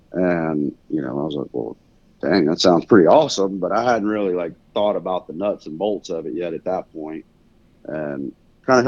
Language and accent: English; Mississippi, United States; moved away as an adult; also born or lived in Louisiana / Hawaii / Kansas; now in Wichita, United States; Originally I was from Mississippi, grew up there, deer hunting, turkey hunting, a little bit of waterfowling, but not a lot.